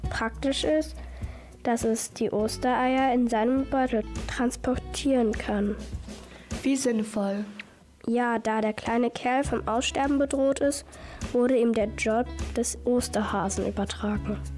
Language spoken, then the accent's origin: German; Cape Town, Western Cape, South Africa; moved away; Ich bin in Südafrika geboren. Und ich habe in Australien gelebt. Und mein Vater ist Grieche.